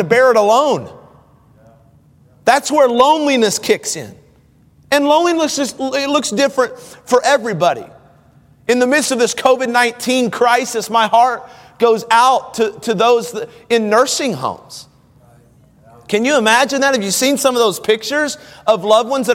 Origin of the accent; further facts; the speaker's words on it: United States; As an American